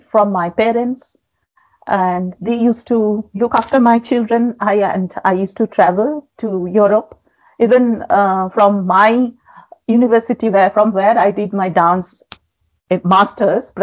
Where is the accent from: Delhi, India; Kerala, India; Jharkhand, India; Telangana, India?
Jharkhand, India; Jamshedpur; moved away; also born or lived in Kolkata; my hometown, that is Jamshedpur